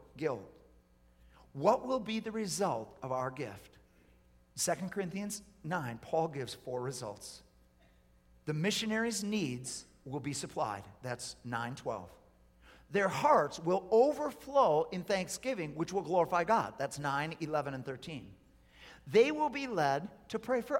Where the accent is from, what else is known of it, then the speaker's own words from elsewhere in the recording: United States; as an American